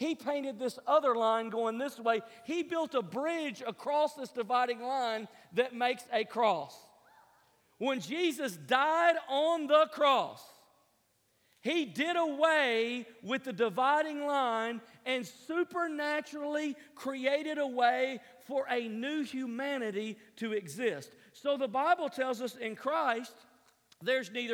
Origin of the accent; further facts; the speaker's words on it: Tennessee, United States; moved away; I was raised in Tennessee